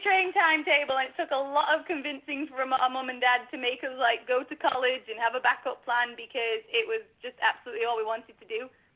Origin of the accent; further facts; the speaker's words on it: Stockport, North West England, United Kingdom; We are from Stockport, England